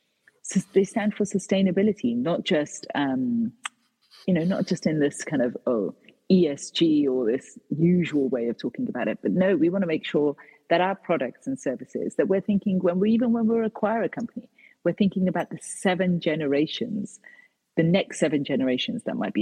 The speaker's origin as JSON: {"language": "English", "country": "United Kingdom", "said": "So for example, my own country, as in I'm third generation British, but I'm of Indian heritage."}